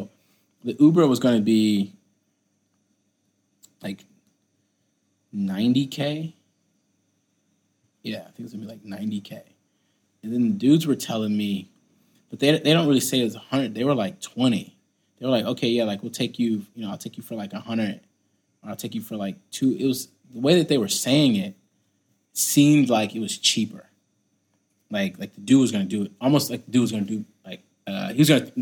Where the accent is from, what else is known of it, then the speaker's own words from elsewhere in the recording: United States; Me being American